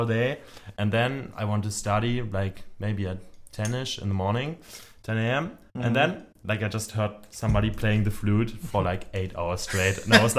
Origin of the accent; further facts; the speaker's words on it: Aachen, North Rhine-Westphalia, Germany; English is a second language; moved away as an adult; now in Cologne, Germany; I'm from Aachen. It's like a small town next to Cologne. It's like 1 hour away from here.